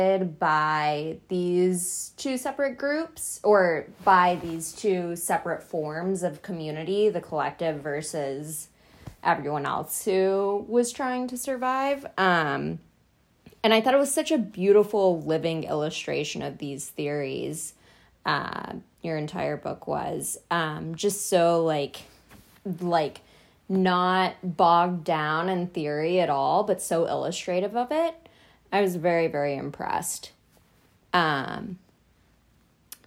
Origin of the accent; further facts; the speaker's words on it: West Texas, United States; I'm from West Texas, so it was also like, oh hey, that's my home.